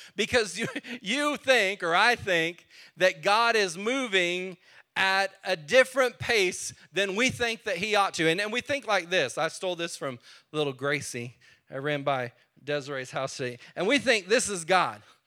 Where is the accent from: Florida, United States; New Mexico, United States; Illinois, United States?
New Mexico, United States; now in Texas, United States; I was born in New Mexico.